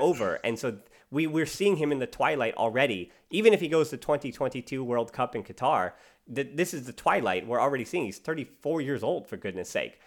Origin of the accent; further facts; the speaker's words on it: United States; as an American